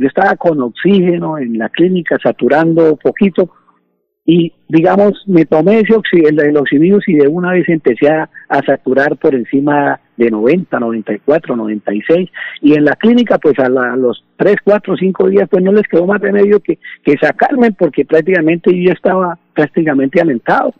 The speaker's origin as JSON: {"language": "Spanish", "town": "Bucaramanga", "region": "Santander", "country": "Colombia", "tie": "born or raised there", "said": "Yo nací pastor ahí en el Parque García Rovira, ahí en Bucaramanga"}